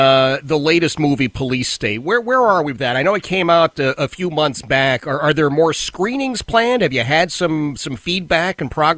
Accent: Philadelphia, Pennsylvania, United States; I grew up in Philadelphia.

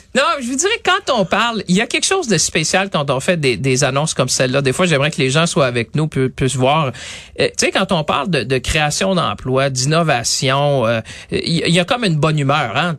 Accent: Quebec, Canada; ici, chez nous, au Québec

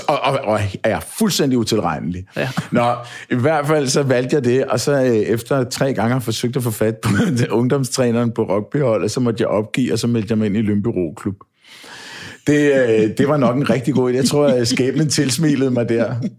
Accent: Kongens Lyngby, Capital Region of Denmark, Denmark; also born or lived in Copenhagen; jeg blev jo født i København på St. Josef og boede øh, på Østerbro, noget der hedder St. Kirksgade. Øhm, og da jeg var fem år eller et eller andet, så, så flyttede familien så i rækkehus i Lyngby i øh, Brede. Og øh, der voksede jeg op i Grandparken

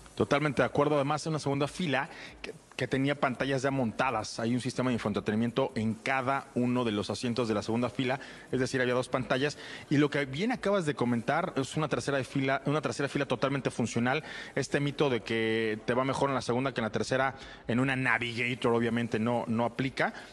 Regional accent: Mexico

